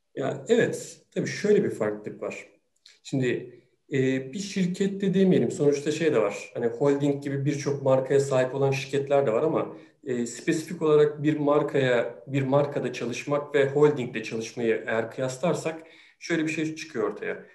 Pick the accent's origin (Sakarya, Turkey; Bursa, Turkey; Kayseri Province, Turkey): Sakarya, Turkey; moved away as an adult; now in Istanbul, Turkey; Sakarya'da doğdum. Üniversite hayatıma, e, kadar da hep Sakarya'daydım.